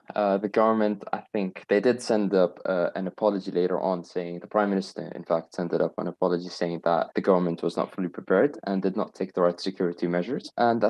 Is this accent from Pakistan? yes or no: yes; Pakistan; I am from Pakistan, and I am 16 years old.